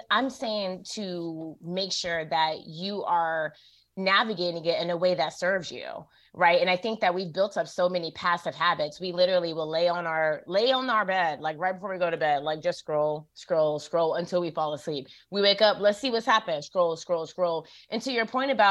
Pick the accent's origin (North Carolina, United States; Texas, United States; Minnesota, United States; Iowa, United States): North Carolina, United States; Durham; Okay, I'm from Durham, born okay, and raised.